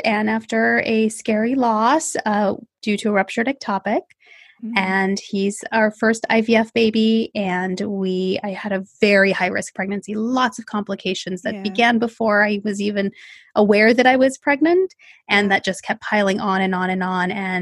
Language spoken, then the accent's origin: English; Bay Area, California, United States; I am from the Bay Area in California, born and raised here, never left